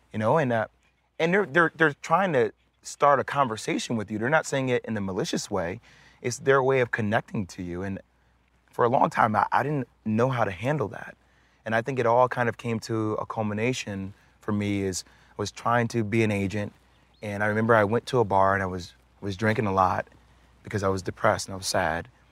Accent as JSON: {"language": "English", "region": "New Jersey", "country": "United States", "said": "I'm from Jersey"}